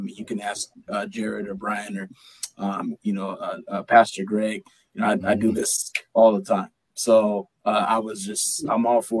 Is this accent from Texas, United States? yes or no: yes; Dallas, Texas, United States; I am from Dallas, Texas.